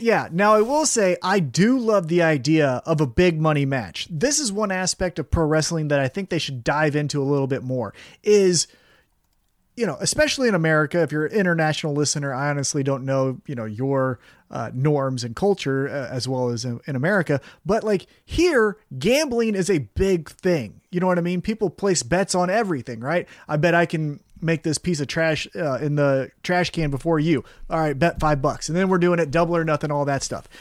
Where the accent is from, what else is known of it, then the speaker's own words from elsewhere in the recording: United States; I'm American